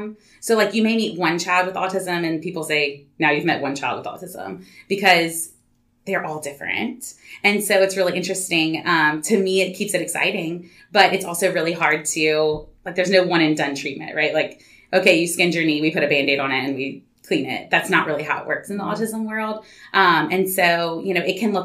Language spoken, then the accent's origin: English; Baton Rouge, Louisiana, United States; I'm from Baton Rouge. Born and raised.